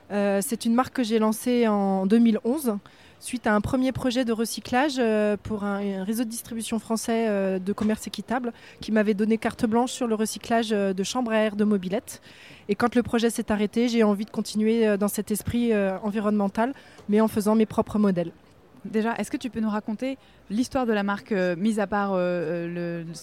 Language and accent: French; France; now in Morocco